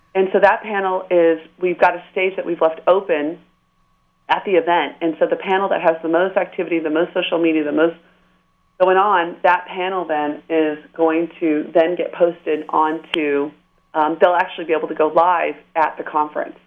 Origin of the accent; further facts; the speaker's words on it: San Diego, California, United States; also born or lived in Panorama City, Los Angeles / Woodland Hills; So I'm a native Southern Californian. I was uh, born and raised in Southern California